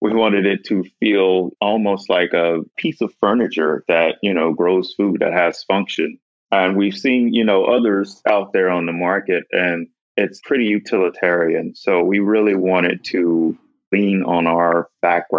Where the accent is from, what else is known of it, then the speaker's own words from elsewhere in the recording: Mississippi, United States; moved away; me growing up in Mississippi